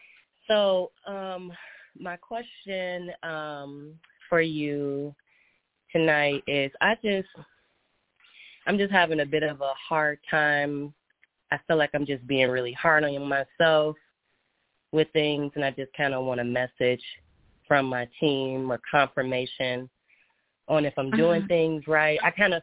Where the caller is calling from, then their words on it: Minneapolis, Minnesota, United States; Minneapolis, Minnesota.